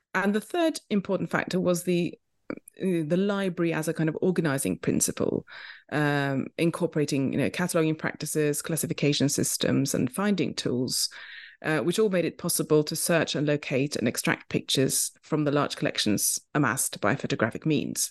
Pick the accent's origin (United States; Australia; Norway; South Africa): Norway; Oslo; moved away as an adult; also born or lived in London, United Kingdom; I grew up in Oslo, Norway